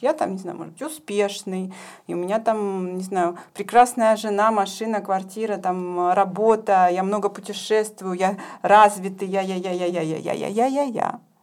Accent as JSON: {"language": "Russian", "country": "Ukraine", "tie": "born or raised there", "also_born_or_lived": "Saint Petersburg, Russia / Jerusalem, Israel", "moved": "as an adult", "lives_now": "Germany", "said": "я родилась и выросла на Украине. Последние 15 лет я жила и работала в Петербурге. Сейчас я учусь в Германии"}